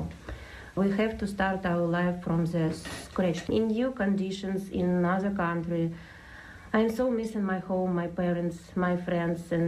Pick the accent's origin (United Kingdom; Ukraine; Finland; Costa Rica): Ukraine; now in Tipperary, Ireland; I'm from Ukraine